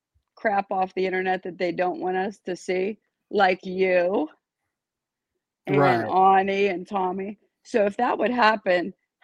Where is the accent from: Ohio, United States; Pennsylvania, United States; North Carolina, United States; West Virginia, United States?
West Virginia, United States; So, I'm from West Virginia